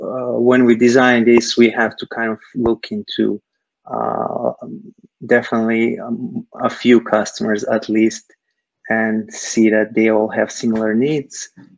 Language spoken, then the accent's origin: English; Serbia; moved away as an adult; now in Silicon Valley, United States; I'm originally from Serbia, Eastern Europe. I moved to the US some like 8 years ago or so.